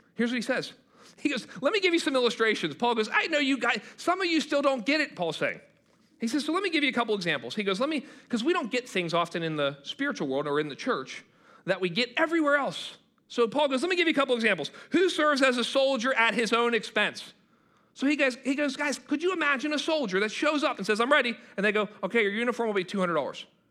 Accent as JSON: {"language": "English", "country": "United States", "said": "I'm a Christian who happens to be an American."}